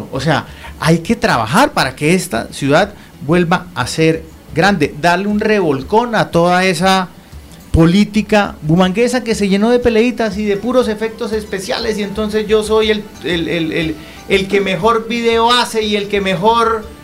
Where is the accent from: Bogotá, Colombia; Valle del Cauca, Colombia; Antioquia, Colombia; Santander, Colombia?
Santander, Colombia; Barrancabermeja; also born or lived in Bucaramanga; Sí, yo crecí entre Barranca Bermeja, yo nací en Barranca Bermeja, ¿sí? Y Bucaramanga, mi papá nació y murió en esta, en esta ciudad.